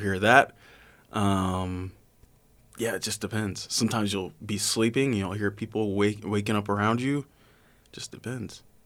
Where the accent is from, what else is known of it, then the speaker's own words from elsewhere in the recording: Atlanta, Georgia, United States; moved away as an adult; I'm from Georgia